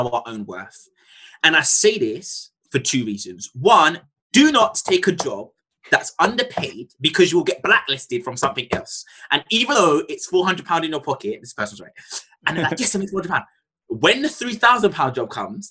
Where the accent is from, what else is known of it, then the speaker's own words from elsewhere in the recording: London, United Kingdom; I'm from Tottenham. I speak different.